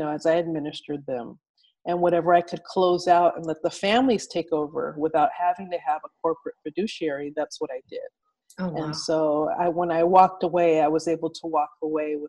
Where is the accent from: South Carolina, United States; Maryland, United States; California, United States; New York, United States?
California, United States; Pasadena; I grew up in Pasadena, which is part of Los Angeles County.